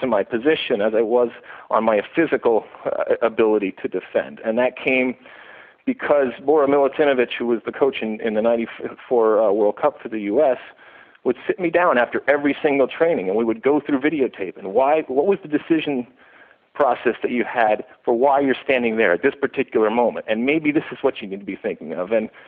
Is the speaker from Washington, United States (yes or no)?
no; Michigan, United States; moved away as an adult; also born or lived in New Jersey; now in Los Angeles, United States; I grew up in Michigan, and I came out to Rutgers University